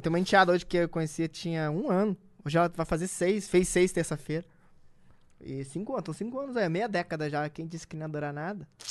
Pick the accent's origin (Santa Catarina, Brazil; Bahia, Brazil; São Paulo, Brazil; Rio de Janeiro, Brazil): Rio de Janeiro, Brazil; eu sou nascido e criado na Cidade de Deus